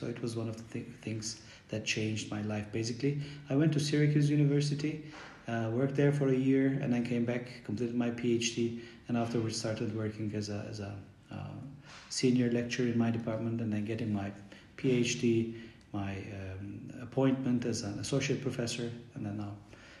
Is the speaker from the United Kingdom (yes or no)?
no; Bulgaria; English is a second language; now in Istanbul, Turkey; I was born and raised in Bulgaria. And then moved to Istanbul. It's been like 35 years. And then I studied in Istanbul, Turkiye, and then at Istanbul University, English Language Teaching Department.